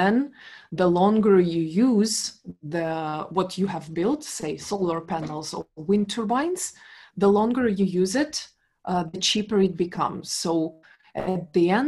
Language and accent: English; Donetsk, Donetsk Oblast, Ukraine; I was born in Ukraine, in the eastern part of Ukraine, in the city called Donetsk.